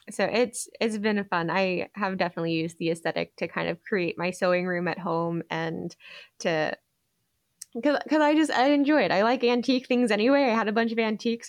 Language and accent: English; Georgia, United States; my home state of Georgia